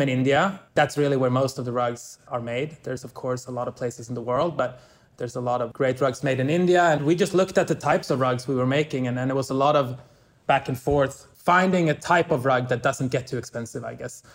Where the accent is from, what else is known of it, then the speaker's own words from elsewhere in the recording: Stockholm, Stockholm County, Sweden; moved away; I'm from Stockholm. I lived here most of my early life